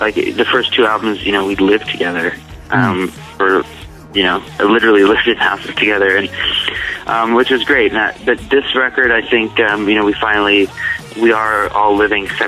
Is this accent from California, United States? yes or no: yes; Irvine, California, United States; also born or lived in Michigan; we got together in Southern California, in Irvine. But we've kind of had stories from all over the place. You know, I was born in Michigan